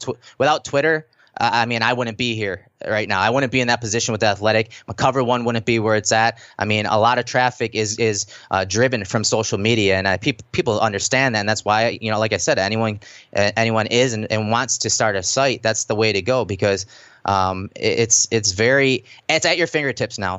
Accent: Lockport, New York, United States; I grew up in Lockport, New York. So obviously, you know, that's one of the suburbs of Buffalo

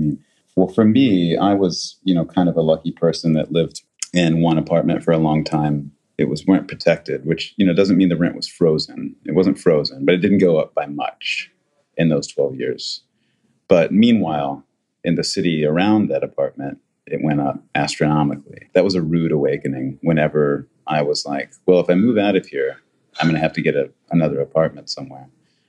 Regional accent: New York, United States; when people ask me where I'm from, that's what I say. I'm from New York, you know, because that's where I became who I am.

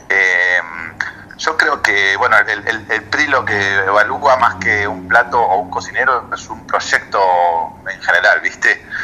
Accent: Villa Regina, Río Negro, Argentina; moved away as an adult; now in Ushuaia, Argentina; Soy nacido en Río Negro, en Villa Regina, en el Alto Valle

